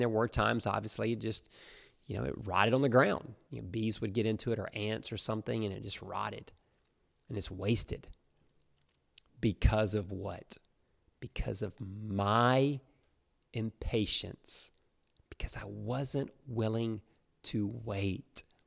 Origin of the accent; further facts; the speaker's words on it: Alabama, United States; moved away as an adult; now in South Florida, United States; we grew up in Alabama